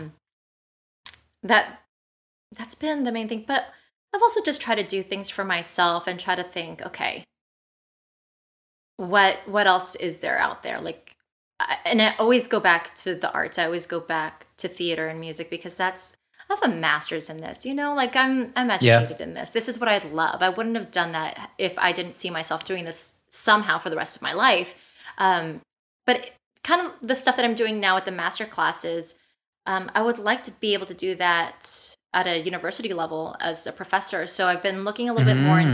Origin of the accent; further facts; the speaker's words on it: California, United States; also born or lived in Missouri; I'm originally from California